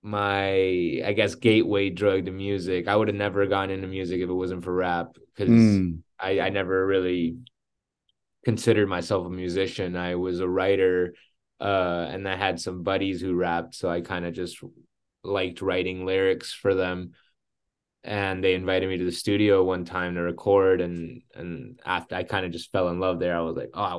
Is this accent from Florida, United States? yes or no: yes; Miami, Florida, United States; moved away as an adult; also born or lived in Colombia; now in Los Angeles, United States; Yeah, I was born in Colombia. I moved to Miami in 99, so I was 7.